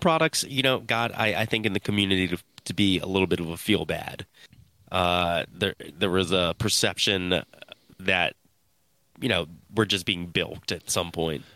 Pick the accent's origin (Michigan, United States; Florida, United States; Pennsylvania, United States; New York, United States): Pennsylvania, United States; Philadelphia; I'm from Philly